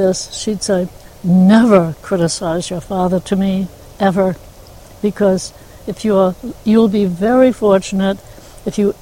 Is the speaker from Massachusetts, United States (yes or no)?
yes; Newburyport, Massachusetts, United States; I was raised in the north of here, Newburyport, Massachusetts. I was born in Newburyport.